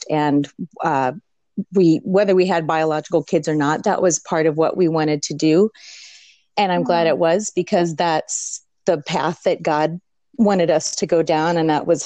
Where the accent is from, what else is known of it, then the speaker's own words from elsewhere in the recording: St. Louis, Missouri, United States; also born or lived in Washington State; now in Washington, United States; I live in Washington State. I'm originally from the Midwest, St. Louis, Missouri